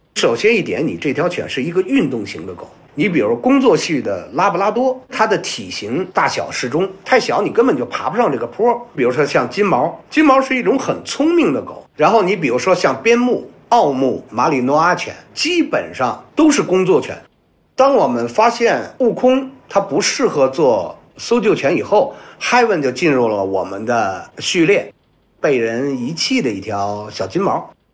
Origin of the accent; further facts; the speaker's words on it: Beijing, China; 我来自北京，我是一名搜救犬，训犬师